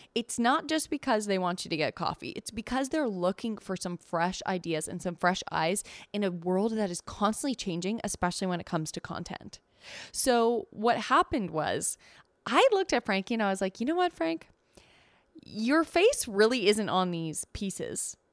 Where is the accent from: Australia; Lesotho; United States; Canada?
Canada; We're Canadian